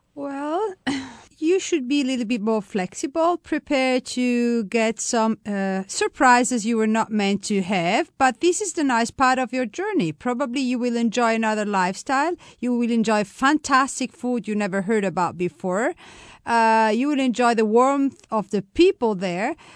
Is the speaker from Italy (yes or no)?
yes; Florence, Tuscany, Italy; English is a second language; now in Umbria, Italy; I was born in Florence